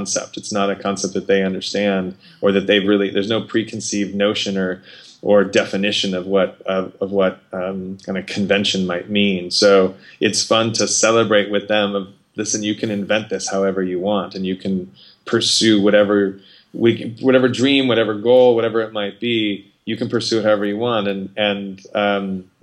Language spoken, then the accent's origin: English; Arizona, United States; also born or lived in Los Angeles; grew up in Arizona